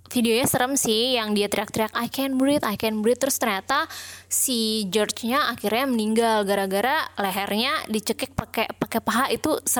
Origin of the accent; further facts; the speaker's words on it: Indonesia; karena kalau gue lihat isu BLM ini kan memang kita sebagai orang Indo mungkin gak relate ya